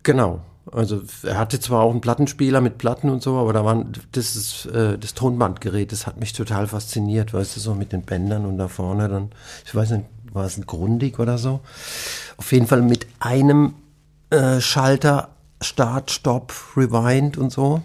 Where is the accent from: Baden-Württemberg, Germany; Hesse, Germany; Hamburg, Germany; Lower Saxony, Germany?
Baden-Württemberg, Germany; Nussloch; also born or lived in Heidelberg; Ich bin in Heidelberg geboren, bin aufgewachsen in Nussloch das sind so zehn Kilometer weg von Heidelberg.